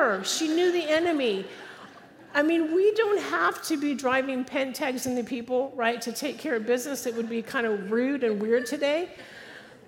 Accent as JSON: {"language": "English", "region": "California", "country": "United States", "tie": "born or raised there", "moved": "yes", "said": "I was raised in California. Don't hold it against me. I don't live there anymore."}